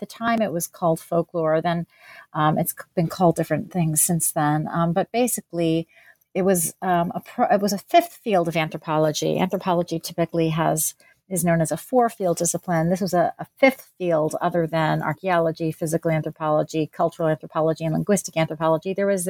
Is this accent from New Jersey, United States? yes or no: yes; New Jersey, United States; also born or lived in Pennsylvania; So I was born in New Jersey and grew up there and in Pennsylvania.